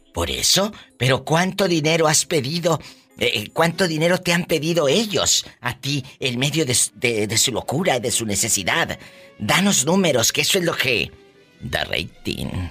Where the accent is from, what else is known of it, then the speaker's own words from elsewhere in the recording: Matamoros, Tamaulipas, Mexico; en mi tierra, en Matamoros, Tamaulipas